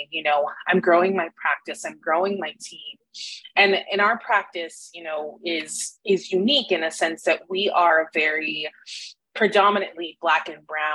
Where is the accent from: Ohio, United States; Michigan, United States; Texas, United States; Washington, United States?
Texas, United States; McAllen; now in Austin, United States; I'm originally from McAllen down south, and so born and raised in Texas